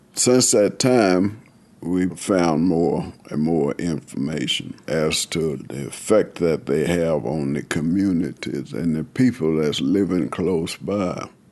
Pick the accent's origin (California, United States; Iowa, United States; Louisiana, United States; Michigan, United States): California, United States; moved away as an adult; now in Buckingham, United States; I'm originally from California, and I came here with my husband back in 2003